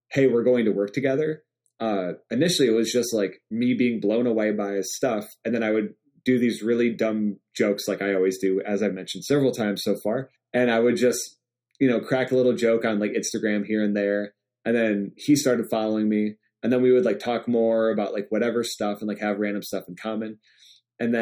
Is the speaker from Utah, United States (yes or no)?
no; Michigan, United States; I'm from Michigan